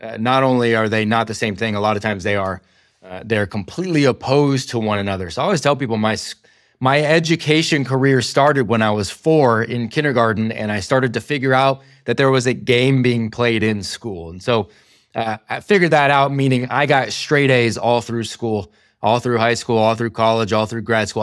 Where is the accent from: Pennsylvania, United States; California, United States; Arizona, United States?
California, United States; my hometown in California